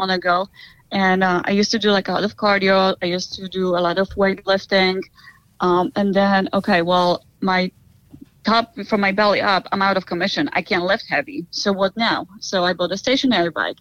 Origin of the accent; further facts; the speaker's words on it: Poland; now in United States; I'm originally from Poland